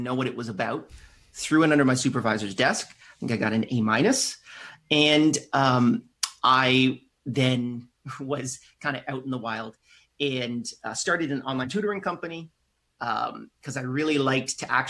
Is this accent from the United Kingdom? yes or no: no; Canada; I'm Canadian.